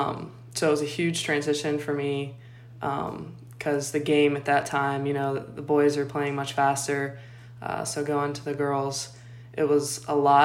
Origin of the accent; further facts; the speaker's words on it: Pittsburgh, Pennsylvania, United States; I'm from Pittsburgh, Pennsylvania, and I grew up playing baseball with the boys